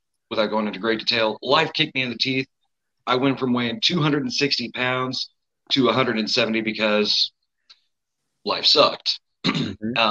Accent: Eldon, Missouri, United States; now in Jefferson City, United States; I'm from Jeff City, Missouri. I'm originally from a town called Eldon

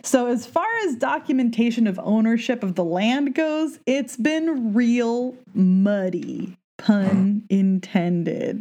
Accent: Southern California, United States; now in Pacific Northwest, United States; I'm from Southern California

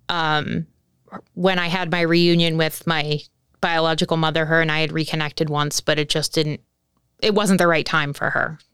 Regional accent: New Jersey, United States; I'm from New Jersey

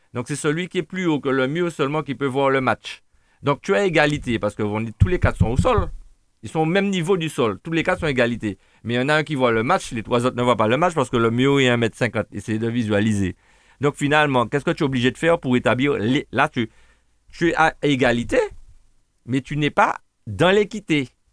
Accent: Martinique; On a de la famille, des Martiniquais

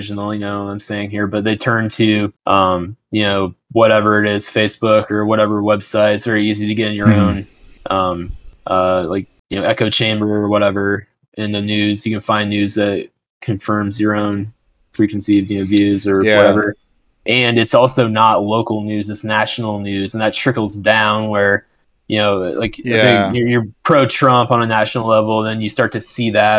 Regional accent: Ankeny, Iowa, United States; I grew up in Ankeny, went to Ankeny High School.

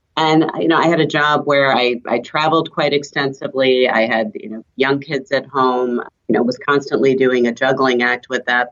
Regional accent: the suburbs of New York City, United States; first language German; English is a second language; also born or lived in Switzerland; German's my first language. Was raised in the suburbs of New York City.

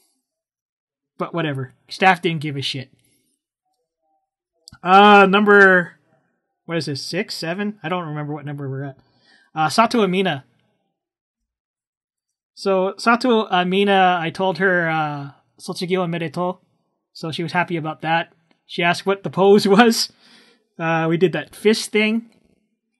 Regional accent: Canada; where are you from? Well, of course, I said Canada

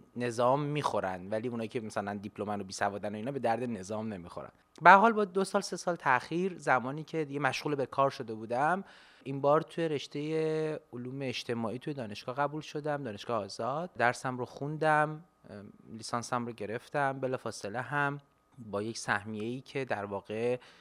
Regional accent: Tehran, Tehran Province, Iran; moved away as an adult; also born or lived in Kashan; now in United States; زندگیم توی شهر تهران گذشته بخش عمدهش یعنی همش در حقیقت تا زمانی که مهاجرت کردم و از ایران خارج شدم

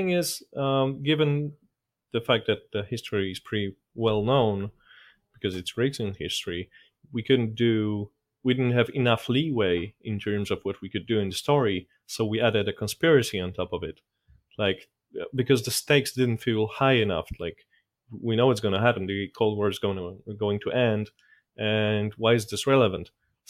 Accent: Poland; My dad used to be in the military, and we tended to move around a lot until I was in primary school. So I didn't have a problem with moving from one city to another

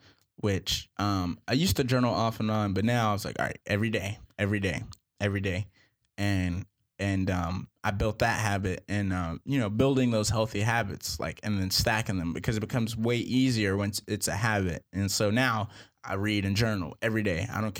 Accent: Boston, Massachusetts, United States; I'm from Boston. Huge Patriots fan.

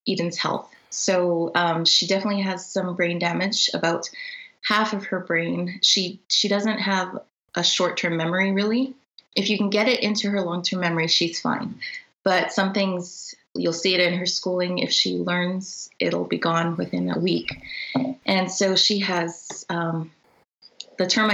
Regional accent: Canada; So we are all Canadian

